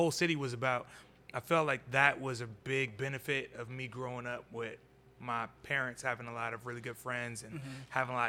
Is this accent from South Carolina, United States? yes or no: no; Oakland, California, United States; I'm a kid from East Oakland, California. I grew up on Havens Court. For the most part, when I was in high school, I grew up on Havens Court, high school, middle school. I did bounce around Oakland a lot. My family's from, I have family from West Oakland. I have family from Sobrani Park.